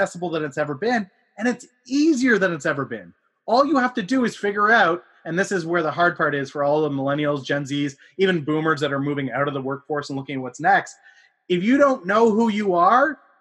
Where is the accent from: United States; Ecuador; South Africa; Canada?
Canada; I am a Canadian